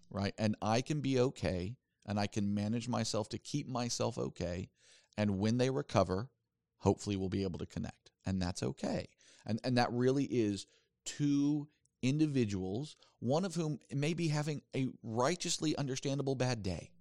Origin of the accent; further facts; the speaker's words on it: the South, United States; I grew up in the South